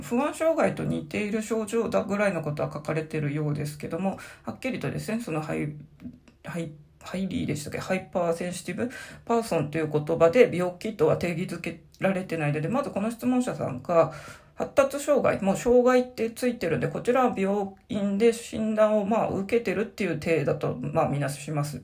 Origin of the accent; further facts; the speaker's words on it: Sapporo, Hokkaido, Japan; 生まれも育ちも札幌40年以上ずっと住んでるんで、まあ、生粋のどさんこ